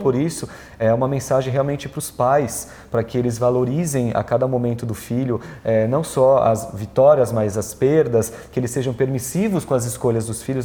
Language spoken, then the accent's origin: Portuguese; Brazil; eu sou italiano, sou latino, sou brasileiro